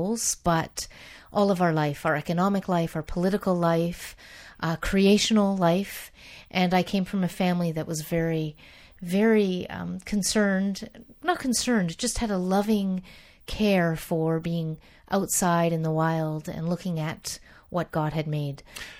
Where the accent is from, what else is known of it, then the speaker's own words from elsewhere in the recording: Canada; I grew up in the Dutch Reformed tradition in Canada, Calvinist tradition